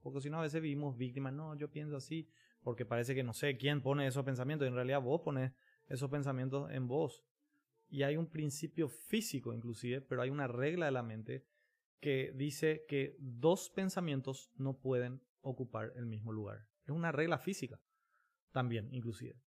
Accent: Paraguay; también como paraguayos

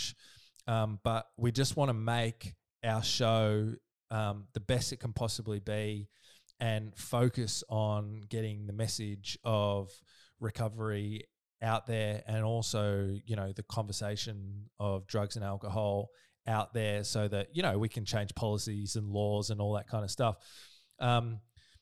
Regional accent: Melbourne, Victoria, Australia; I'm from Melbourne

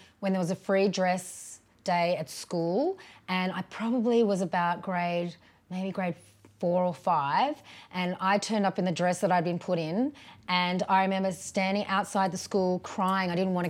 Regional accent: Brisbane, Queensland, Australia; also born or lived in Canberra / Sydney / Lismore; and I grew up in Canberra and Sydney and Lismore. And then my family moved to Brisbane when I was about 13.

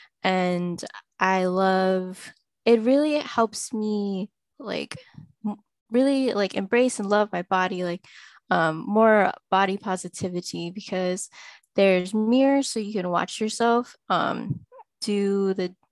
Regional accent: Syracuse, New York, United States; also born or lived in Jiangxi Province, China; now in Boston, United States; I grew up in like upstate New York around Syracuse

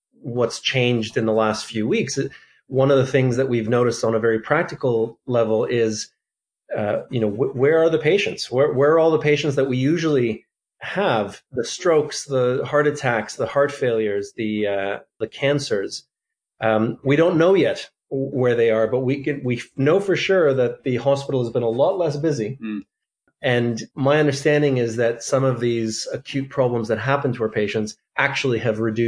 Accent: Canada; moved away as an adult; also born or lived in Toronto; now in Auckland, New Zealand; I hail from Canada, where I did my training, mostly in and around Toronto

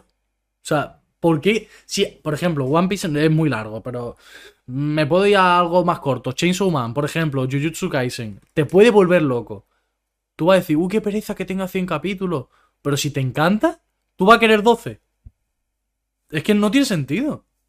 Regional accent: Spain; los acentos que podemos tener nosotros por ser españoles

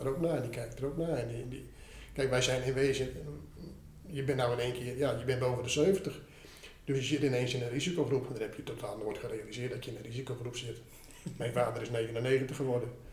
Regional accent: Ten Post, Groningen, Netherlands; Ik ben in Ten Post opgegroeid. En, eh, dat is eh, in Groningen

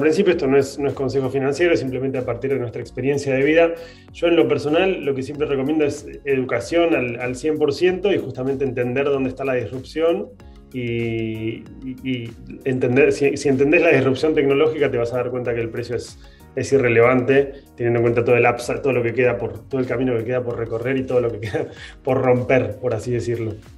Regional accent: Argentina; tenemos nosotros como argentinos una relación con el dinero particular

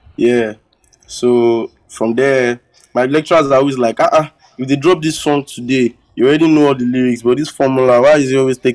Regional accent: Lagos, Nigeria; I was giving birth in Lagos. I lived my whole life in Lagos

